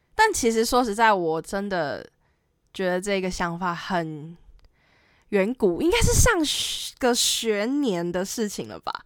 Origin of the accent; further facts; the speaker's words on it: Taoyuan, Taiwan; 我是桃园人